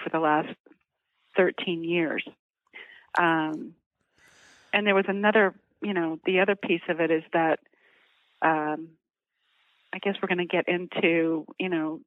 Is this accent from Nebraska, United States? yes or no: no; Oklahoma, United States; I grew up in Oklahoma, and we actually grew our own cows and our own pigs